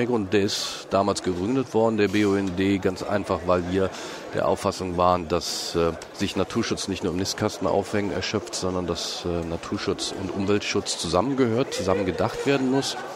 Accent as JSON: {"language": "German", "town": "Cologne", "region": "North Rhine-Westphalia", "country": "Germany", "tie": "born there", "said": "gebürtiger Kölner."}